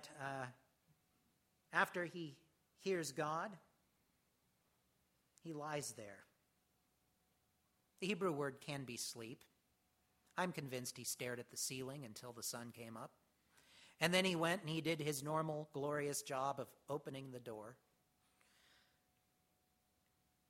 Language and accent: English; United States; as Americans in particular, we have an innate something in us